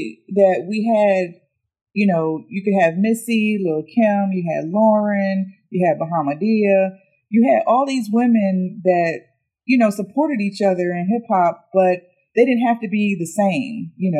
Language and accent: English; Virginia, United States; moved away; we're both from Virginia originally, so that's our hometown hero